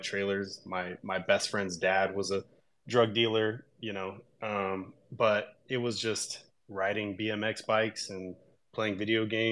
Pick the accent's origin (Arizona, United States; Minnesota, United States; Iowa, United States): Arizona, United States; Tucson; moved away; I was born and raised in Tucson, Arizona, in actually a little rural shitty town just on the outside of Tucson, Arizona